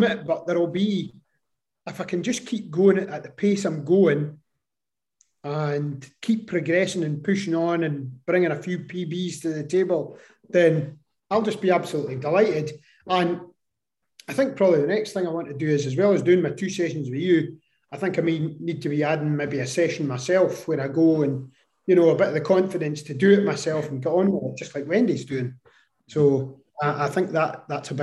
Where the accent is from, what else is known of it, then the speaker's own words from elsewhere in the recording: Scotland, United Kingdom; I'm from Scotland